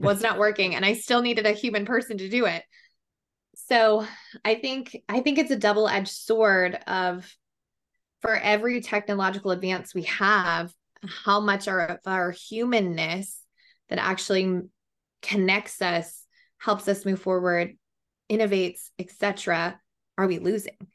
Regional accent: Colorado, United States; now in Austin, United States; I'm from Colorado, but I live in Austin, Texas

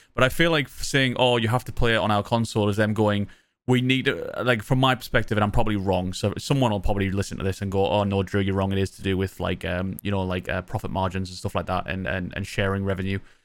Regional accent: Sunderland, North East England, United Kingdom; accent: Mackem; I'm from Sunderland, So I'm a Mac'em.

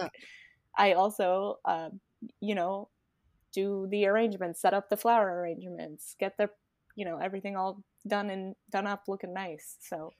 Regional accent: Rhode Island, United States; moved away as an adult; now in Florida, United States; Rhode Island

